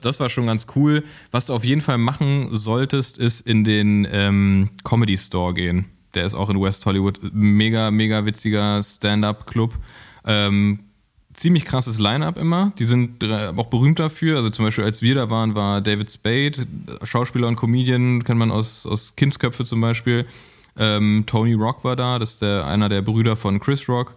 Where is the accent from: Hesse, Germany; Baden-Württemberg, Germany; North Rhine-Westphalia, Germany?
North Rhine-Westphalia, Germany; Cologne; now in Berlin, Germany; als Kölner